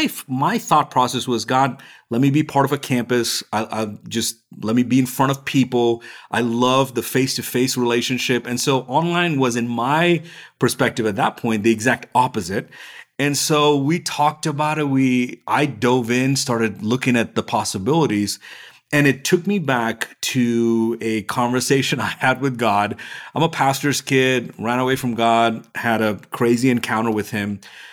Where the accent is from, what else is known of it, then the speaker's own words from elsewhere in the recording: India; also born or lived in Middle East; now in United States; So I'm originally from India. I spent most of my life in the Middle East.